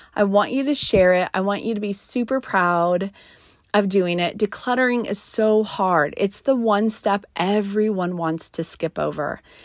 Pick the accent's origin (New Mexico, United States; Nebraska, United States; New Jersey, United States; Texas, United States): New Mexico, United States; I was raised in New Mexico in the mountain country. And so we grew up playing in the snow